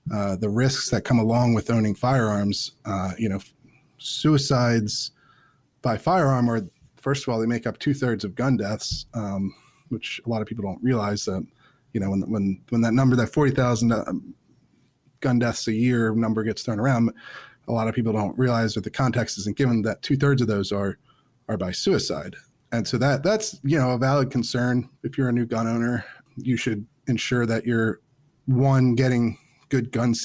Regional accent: Chester County, Pennsylvania, United States; moved away as an adult; now in Washington, D.C., United States; I grew up in Pennsylvania. I grew up in Chester County, which is, you know, outside of Philadelphia.

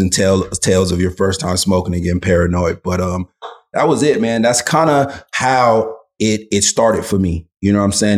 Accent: Los Angeles, California, United States; growing up, you know, in, in, in South Central, um, and I should clarify, right? My, my whole childhood was not in South Central

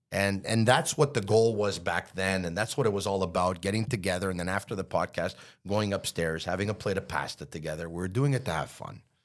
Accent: Montreal, Quebec, Canada; I grew up in Montreal

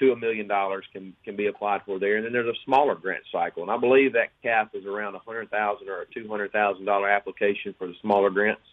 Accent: Oxford, Mississippi, United States; growing up just a kid from North Mississippi

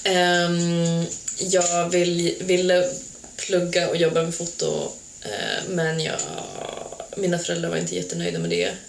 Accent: Falun, Dalarna County, Sweden; moved away as an adult; also born or lived in Serbia; now in Portugal; Jag är uppvuxen i Falun

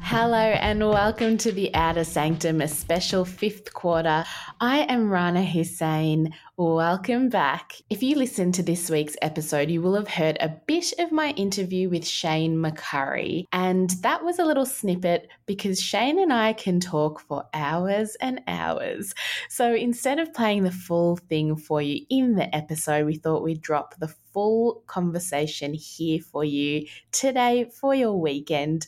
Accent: Wurundjeri land, Victoria, Australia; I was born and raised on Wurundjeri land

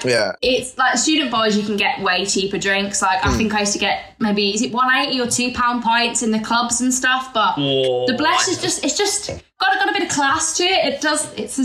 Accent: Derby, East Midlands, United Kingdom; I'm from Derby.

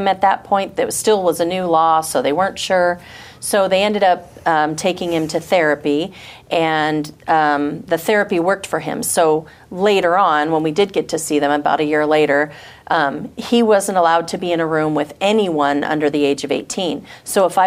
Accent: Michigan, United States; also born or lived in Washington; My parents got divorced when I was 5, and so my mom and I moved to Michigan from Washington

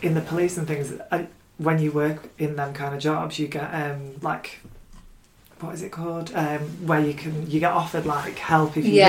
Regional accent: United Kingdom

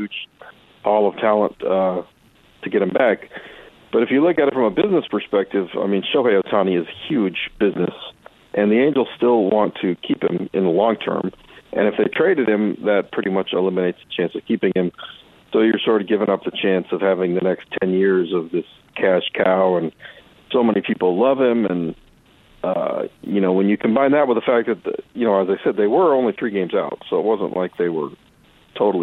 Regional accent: Athens, Ohio, United States; moved away; I grew up in Ohio

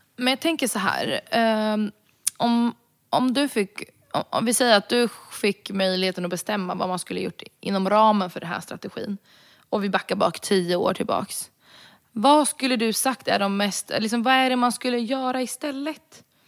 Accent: Sweden; jag är rom från Sverige

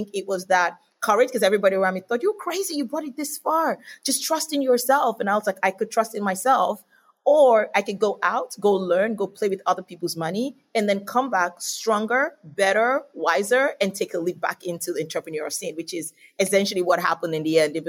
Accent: Nigeria; moved away as an adult; also born or lived in Australia; now in United States; originally Nigerian, and then I spent my adult life in Australia and naturalized as an Australian, so I'm both Nigerian and Australian, and even coming to America as well, it's been really good.

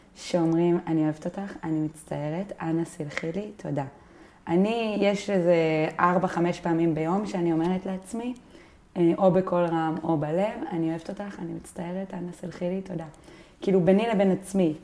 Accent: Binyamina, Haifa District, Israel; גדלנו ביחד בבנימינה

